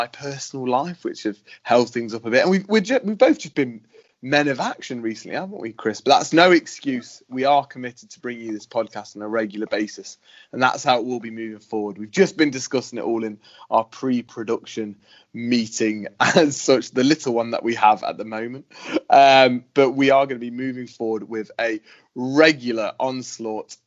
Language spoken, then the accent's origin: English; United Kingdom; being a Brit